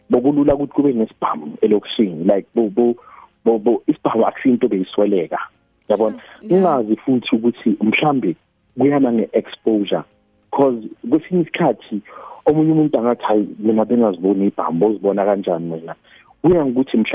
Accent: KwaThema, Gauteng, South Africa; moved away as an adult; now in Daveyton, South Africa; Yebo, eh ngizalele kwaThema, ngikhulele kwaThema. Uh, I've always been an Eastern guy.

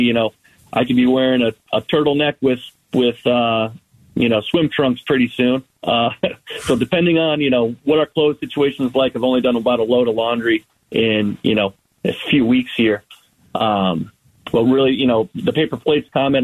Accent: Massachusetts, United States; moved away as an adult; now in Rio Verde, United States; I'm from Massachusetts, so originally, you know, I've, I've had well water my entire life

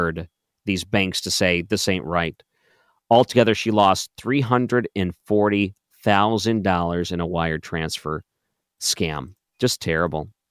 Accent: Detroit, Michigan, United States; moved away; I grew up in Detroit

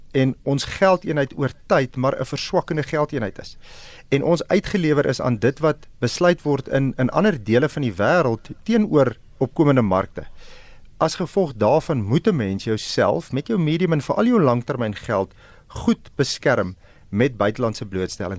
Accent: South Africa

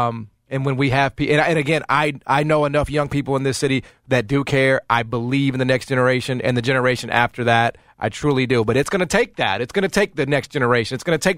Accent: Memphis, Tennessee, United States; to say that I am from Memphis. Because there's just something about being from this place, right?

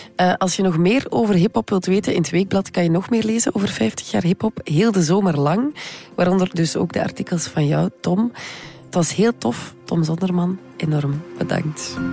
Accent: West Flanders, Belgium; Ik ben zelf uit West-Vlaanderen

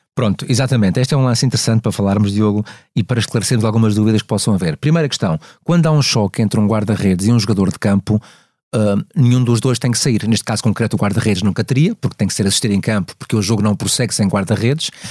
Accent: Madeira, Portugal; moved away; esta viagem à Madeira, curiosamente a minha terra natal que eu adoro

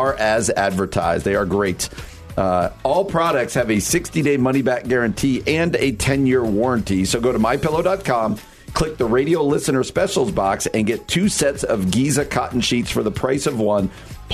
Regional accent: New Jersey, United States; moved away; Like even my home state where I grew up in New Jersey.

